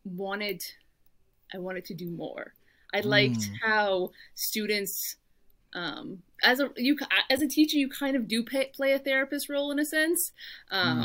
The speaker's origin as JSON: {"language": "English", "town": "Halifax", "region": "Nova Scotia", "country": "Canada", "tie": "born or raised there", "also_born_or_lived": "Windsor, Ontario / Michigan", "moved": "as an adult", "said": "I grew up in Halifax all my life."}